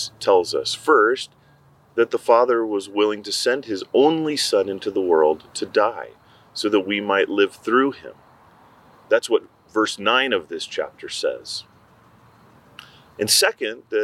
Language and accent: English; Mexico; I grew up in Mexico